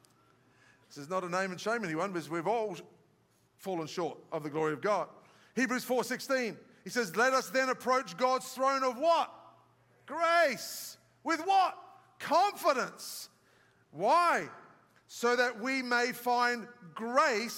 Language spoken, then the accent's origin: English; Australia; moved away; I'm from Australia where the big white pointers are